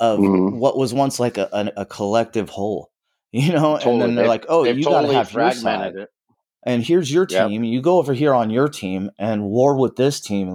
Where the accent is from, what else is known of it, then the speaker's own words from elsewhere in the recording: Southern California, United States; I grew up in SoCal